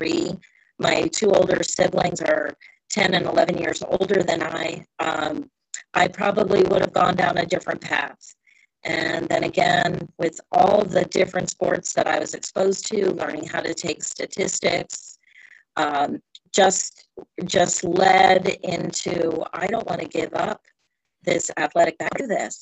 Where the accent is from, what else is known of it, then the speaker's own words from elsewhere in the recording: Bedford, New York, United States; now in Florida, United States; I grew up in Bedford, New York, which is very rural part of Bedford, but still only about 30 miles out of New York City